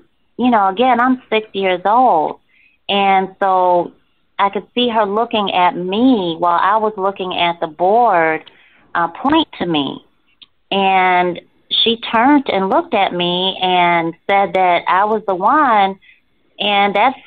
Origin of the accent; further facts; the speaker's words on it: Rochester, New York, United States; moved away as an adult; also born or lived in Virginia; I'm originally from Rochester, New York